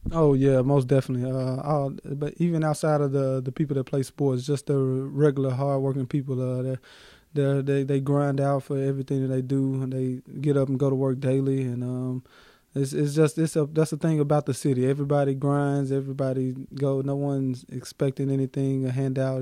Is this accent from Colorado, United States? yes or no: no; Memphis, Tennessee, United States; Memphis, Tennessee, um, April 28, 1994 born and raised in Memphis